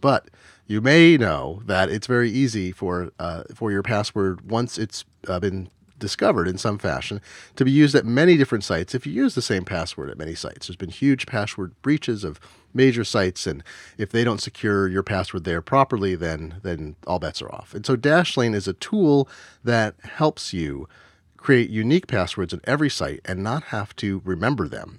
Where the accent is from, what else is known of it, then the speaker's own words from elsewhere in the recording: Oregon, United States; I grew up in Oregon